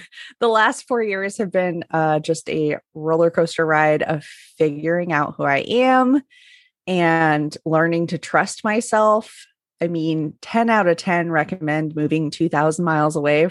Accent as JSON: {"language": "English", "region": "Northern Utah", "country": "United States", "tie": "born or raised there", "said": "I did grow up in Northern Utah, so right near Mormon Mecca there."}